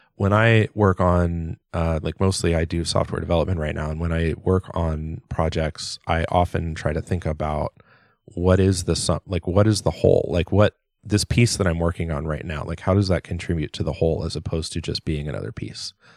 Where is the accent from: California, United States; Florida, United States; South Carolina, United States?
California, United States; Southern; growing up in Southern California